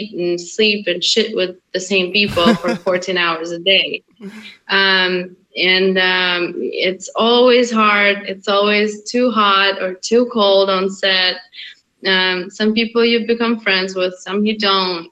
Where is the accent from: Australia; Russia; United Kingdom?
Russia; moved away; also born or lived in Hungary; I was born in Hungary, I grew up in Russia